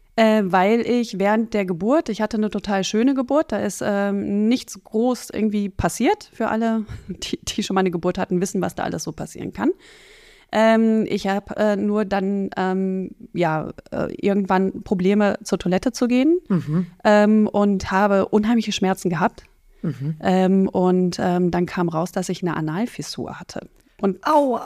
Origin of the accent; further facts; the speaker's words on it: North Rhine-Westphalia, Germany; also born or lived in Netherlands; Ich bin im Westen, in Nordrhein-Westfalen aufgewachsen, in Holland geboren, in Nordrhein-Westfalen aufgewachsen